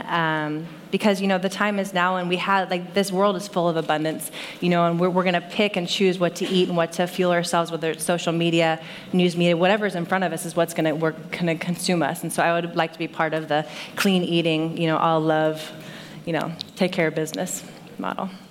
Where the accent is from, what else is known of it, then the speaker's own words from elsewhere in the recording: Saratoga, California, United States; I grew up in Saratoga, just down um, South Bay.